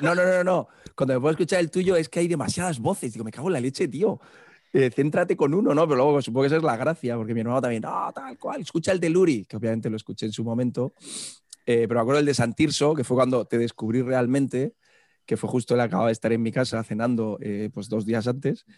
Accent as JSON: {"language": "Spanish", "town": "Murcia", "region": "Region of Murcia", "country": "Spain", "moved": "as an adult", "lives_now": "Pamplona, Spain", "said": "yo soy de Murcia"}